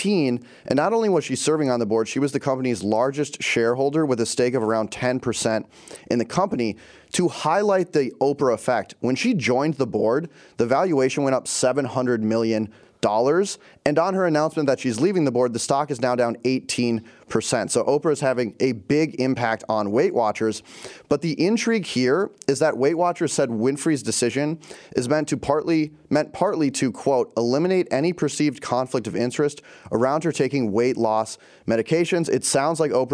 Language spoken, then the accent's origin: English; Minnesota, United States; now in New York City, United States; I'm from Minnesota